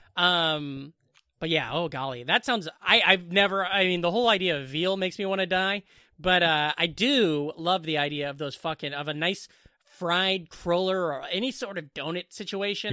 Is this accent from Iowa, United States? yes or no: yes; Southwest Iowa, United States; moved away; also born or lived in Boone, Iowa; I'm from the Southwest